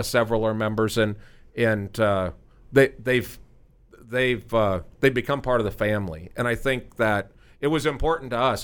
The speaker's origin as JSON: {"language": "English", "town": "Omaha", "region": "Nebraska", "country": "United States", "moved": "yes", "lives_now": "Frisco, United States", "said": "we're from Omaha"}